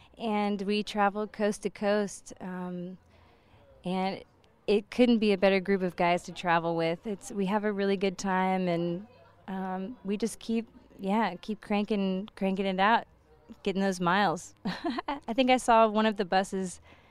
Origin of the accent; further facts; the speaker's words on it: Texas, United States; I'm the only native Texan in the band